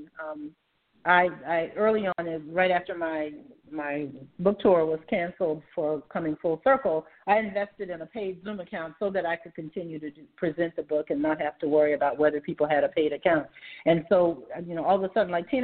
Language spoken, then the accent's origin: English; Savannah, Georgia, United States; I grew up in Savannah in the 1950s